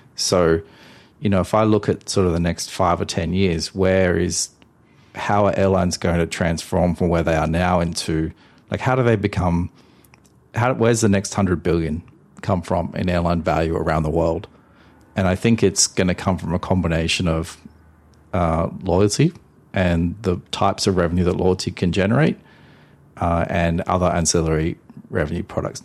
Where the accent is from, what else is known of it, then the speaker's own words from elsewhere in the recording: Australia; I'm Australian